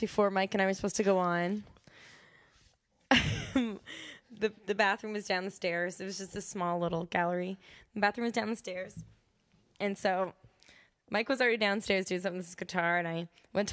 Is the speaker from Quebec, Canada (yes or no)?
no; Alliston, Ontario, Canada; moved away as an adult; now in Toronto, Canada; I'm from Alliston